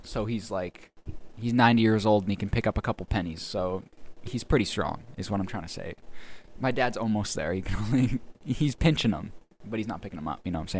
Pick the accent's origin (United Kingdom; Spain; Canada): Canada; I'm Canadian.